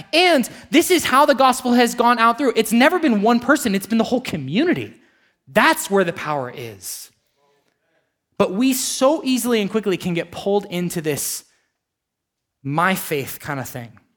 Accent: United States; as an American

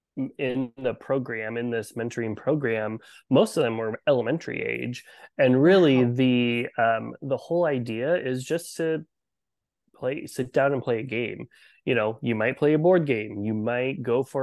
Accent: Iowa, United States; I am born and raised in Iowa

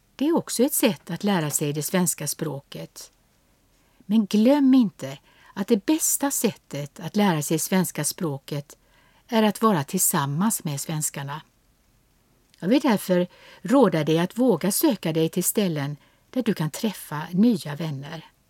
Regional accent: Sweden; Som svensk

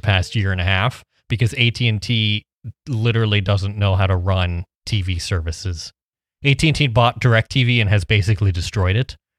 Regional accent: Midwest, United States; I'm from the Midwest

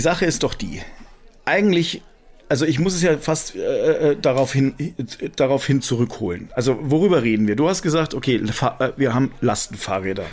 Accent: Germany; also born or lived in France; ich bin ja zwar halb Franzose, aber eigentlich bin ich ja im, im Herzen total, total deutsch

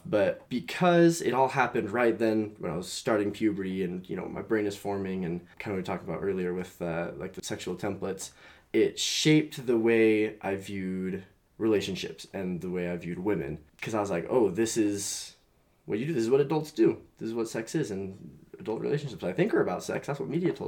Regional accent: Utah, United States; I grew up here in Utah County

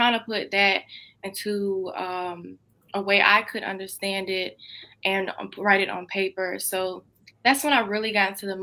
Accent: Greenville, North Carolina, United States; I'm 20 years old and I'm from Greenville, North Carolina

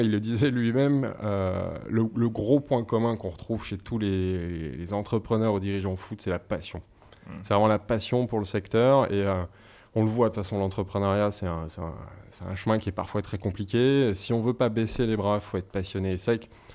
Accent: Savoy, Auvergne-Rhône-Alpes, France; now in Paris, France; je suis savoyard. Donc, c'est un, fil conducteur, c'est assez important. Je suis issu d'une région avec une identité forte

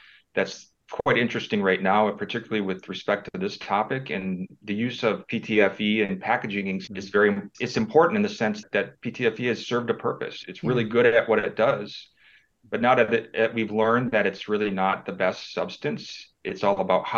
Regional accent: Michigan, United States; moved away as an adult; I grew up in Michigan and I went to Michigan State University.

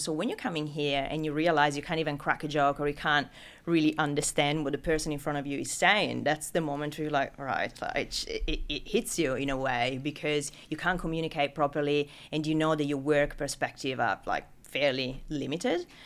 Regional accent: Italy; accent: Italian; English is a second language; moved away as an adult; now in Sydney, Australia; as you can pick up from name and accent, I'm not from Sydney originally. I'm, uh, I'm Italian.

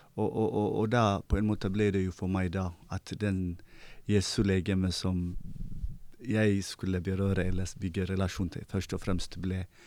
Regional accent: Eritrea; now in Bergen, Norway; jeg er opprinnelig fra Eritrea

